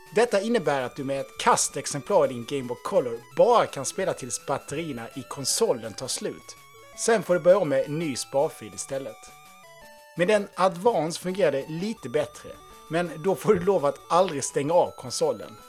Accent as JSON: {"language": "Swedish", "town": "Halmstad", "region": "Halland County", "country": "Sweden", "tie": "born or raised there", "said": "min hemstad Halmstad"}